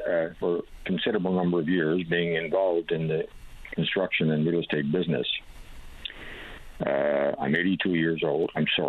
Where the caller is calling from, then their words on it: Corner Brook, Newfoundland and Labrador, Canada; I'm calling from Cornerbrook, Newfoundland.